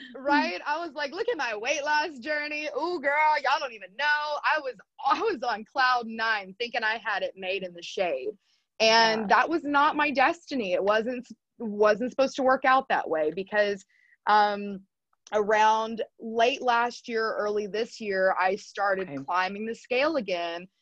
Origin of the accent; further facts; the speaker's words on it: Texas, United States; also born or lived in Arizona; now in Hawaii, United States; growing up in Texas